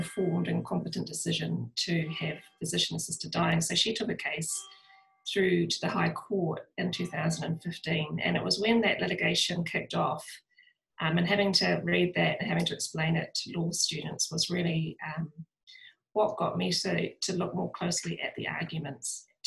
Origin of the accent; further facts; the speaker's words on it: New Zealand; accent: New Zealand; also born or lived in Dunedin, New Zealand / London, United Kingdom; I am obviously a New Zealander, you'll pick that up from my accent